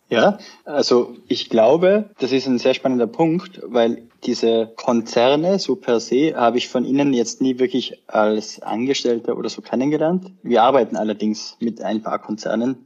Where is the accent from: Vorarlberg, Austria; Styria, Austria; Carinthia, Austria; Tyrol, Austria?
Tyrol, Austria; moved away as an adult; also born or lived in Sweden / Vienna; Ich bin ursprünglich aus Tirol, Österreich, also aufgewachsen am Land